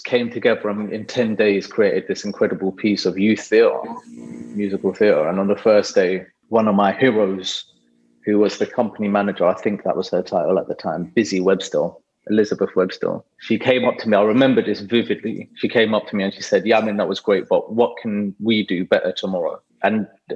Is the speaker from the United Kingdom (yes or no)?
yes; London, United Kingdom; I grew up in Haringey in the 80s and 90s.